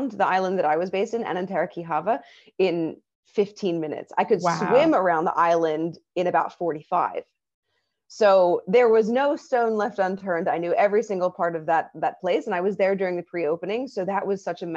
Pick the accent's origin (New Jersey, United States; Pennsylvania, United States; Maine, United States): Pennsylvania, United States; Philadelphia; moved away as an adult; now in Thailand; my hometown of Philadelphia